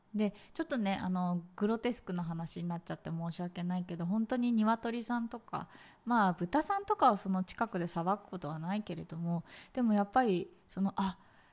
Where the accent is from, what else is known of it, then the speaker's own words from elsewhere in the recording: Tokyo, Japan; moved away as an adult; now in Vietnam; 私ね、もともと東京生まれで、そのまま東京の会社に就職し、そう。だからずっと東京にいたの。